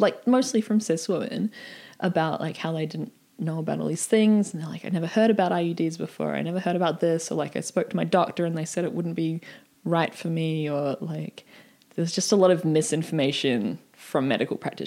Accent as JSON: {"language": "English", "country": "New Zealand", "said": "I'm from New Zealand"}